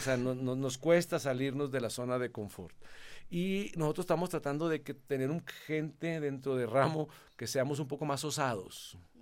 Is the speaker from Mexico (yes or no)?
yes; Mexico; moved away as an adult; also born or lived in Nuevo León; now in Colombia; soy mexicano